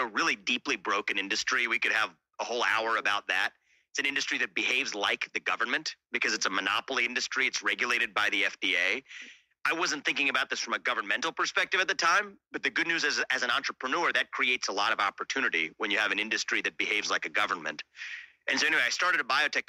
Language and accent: English; Cincinnati, Ohio, United States; now in Columbus, United States; I was born in Cincinnati, Ohio